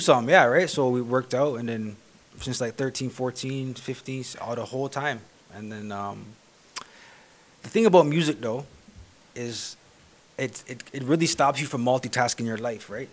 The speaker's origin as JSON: {"language": "English", "town": "Toronto", "region": "Ontario", "country": "Canada", "tie": "born or raised there", "also_born_or_lived": "West End, Toronto / East End, Toronto", "said": "I was more like in North York for the longest period of time"}